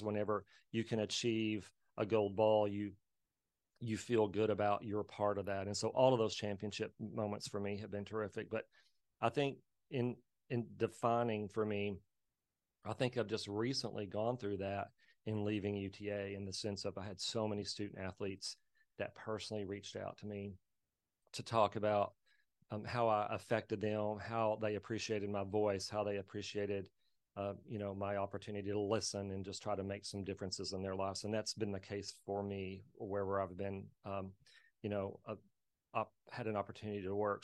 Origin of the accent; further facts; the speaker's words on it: Plains, Texas, United States; I'm from Plains, Texas, a small traditional cotton, cattle, oil, ranching, uh, community out in West Texas